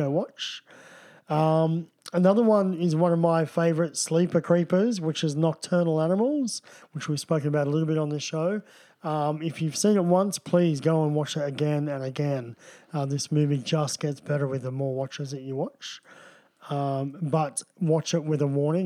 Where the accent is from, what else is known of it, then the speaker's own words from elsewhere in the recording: Canberra, Australian Capital Territory, Australia; I was brought up in Canberra. There was not a lot to do but skate.